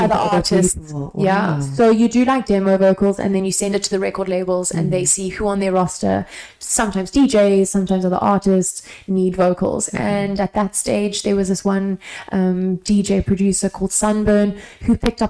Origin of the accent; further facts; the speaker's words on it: South Africa; now in London, United Kingdom; from South Africa